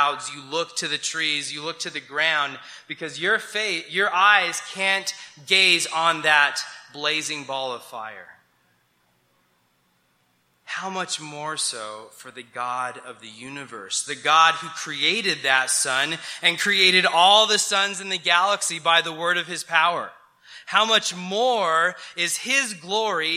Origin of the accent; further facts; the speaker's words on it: New Mexico, United States; I grew up in New Mexico and I love the mountains of New Mexico